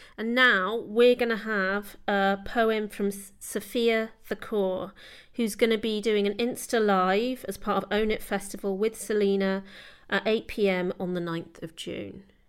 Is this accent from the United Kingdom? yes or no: yes; London, United Kingdom; I grew up in London as well